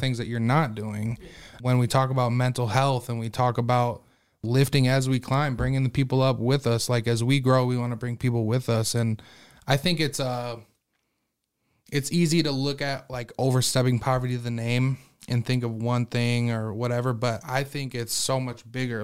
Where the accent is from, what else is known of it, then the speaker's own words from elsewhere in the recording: Sioux Falls, South Dakota, United States; also born or lived in Las Vegas, Nevada; I'm actually from Sioux Falls. I was born in Sioux Falls